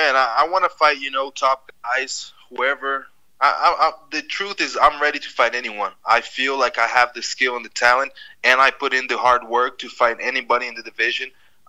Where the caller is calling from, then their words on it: Brazil; From Brazil. I'm in Brazil right now.